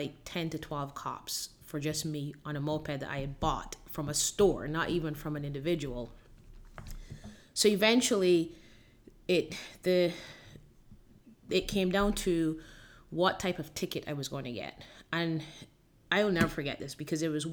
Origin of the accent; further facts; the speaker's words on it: Barbados; moved away as an adult; also born or lived in Miami, United States; now in Gainesville, United States; I originally was born and raised in Barbados and came to the U.S. at the age of 19 to go to school in Miami